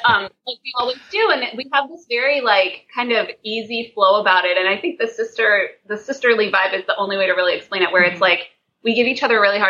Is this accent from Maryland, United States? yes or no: no; Roanoke Valley, Virginia, United States; moved away as an adult; also born or lived in Chicago; now in New York, United States; I grew up in the Roanoke Valley in Virginia.